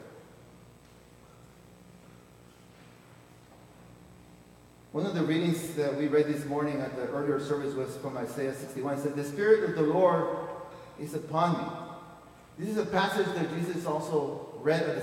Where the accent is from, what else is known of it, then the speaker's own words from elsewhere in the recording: Peru; moved away; I was born in Peru